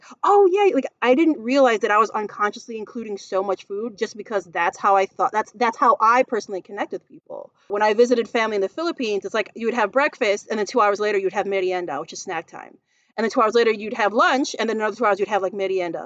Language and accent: English; Chicago, Illinois, United States; I'm Filipino American. So like food is culture. I was born and raised in Chicago